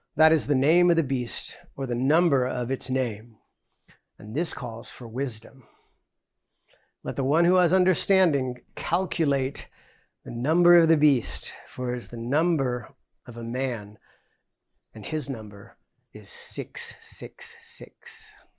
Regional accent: United States; we're American Christians

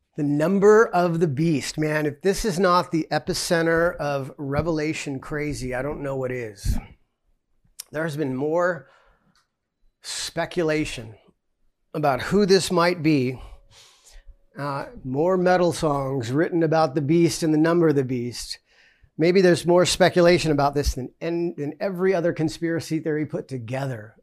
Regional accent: United States; we're American Christians

